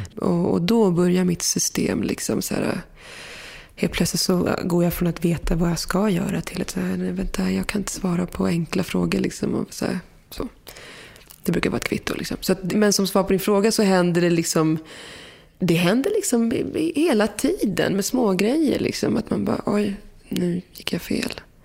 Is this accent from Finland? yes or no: no; Morocco; Där jag kommer ifrån, liksom, man är marockan med berber